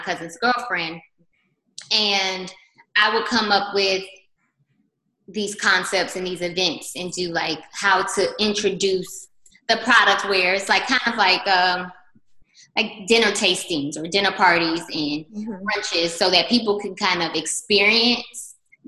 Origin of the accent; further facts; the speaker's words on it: Chicago, Illinois, United States; moved away as an adult; now in Atlanta, United States; I'm from Chicago. I moved to Atlanta like 16 years ago.